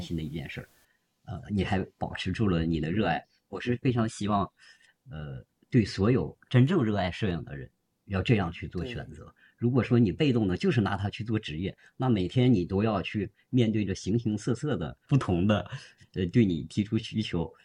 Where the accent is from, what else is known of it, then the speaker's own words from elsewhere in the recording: Harbin, Heilongjiang, China; moved away as an adult; also born or lived in Zhuhai; 我在哈尔滨出生啊，在哈尔滨。。是的，然后做公司那些年呢，也是在这里，然后后来不是移民了嘛，现在又回来了